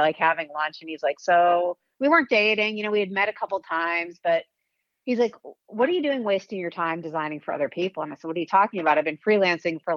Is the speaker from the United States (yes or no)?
yes; Weston, Massachusetts, United States; moved away as an adult; also born or lived in Los Angeles; Weston, Mass is where I grew up.